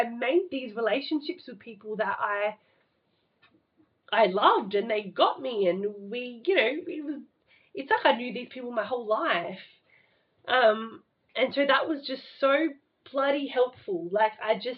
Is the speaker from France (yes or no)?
no; Adelaide, South Australia, Australia; I'm this loner from Adelaide who doesn't know anyone